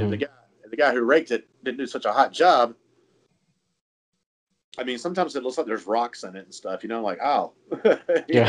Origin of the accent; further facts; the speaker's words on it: South Carolina, United States; I'm going to be 50 this year, and I'm from South Carolina